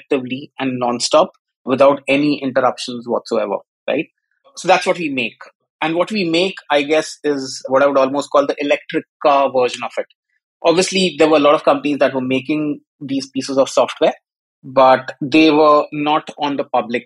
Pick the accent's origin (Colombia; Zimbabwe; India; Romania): India; moved away as an adult; also born or lived in Africa / Malaysia / Singapore / United Kingdom; now in London, United Kingdom; Grew up in India, so I am Indian by ethnicity, but I've lived all over the world.